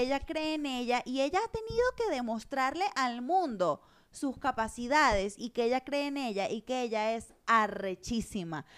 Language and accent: Spanish; Venezuela; moved away as an adult; also born or lived in Caracas / Madrid; now in Mexico; venir de Venezuela no es fácil